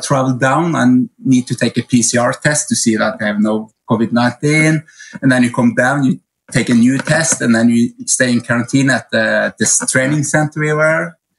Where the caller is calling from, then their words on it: Oslo, Norway; English is a second language; I'm actually right now in Oslo, Norway. I should be at the training camp with the athletes, but I'm home a little while.